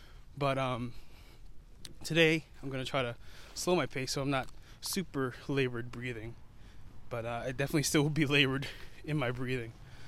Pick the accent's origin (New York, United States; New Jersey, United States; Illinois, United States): New York, United States; New York City; I was born in Queens, New York, and that's where Spider-Man's from.